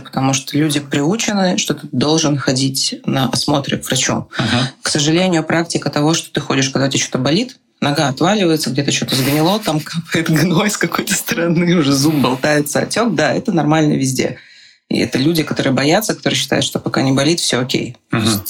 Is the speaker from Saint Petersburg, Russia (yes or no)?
yes; Saint Petersburg, Russia; now in Prague, Czech Republic; я из Петербурга